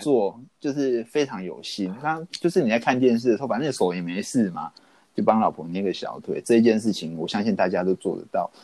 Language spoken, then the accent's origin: Chinese; Taiwan; 我们台湾人